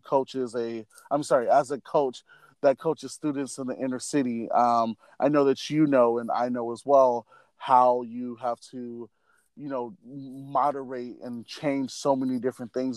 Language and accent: English; Milwaukee, Wisconsin, United States; moved away; I am from Milwaukee, Wisconsin